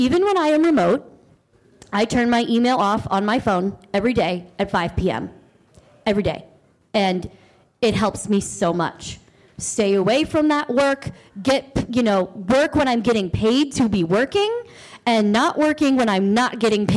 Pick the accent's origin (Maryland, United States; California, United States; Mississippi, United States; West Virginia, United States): Maryland, United States; I am from Maryland.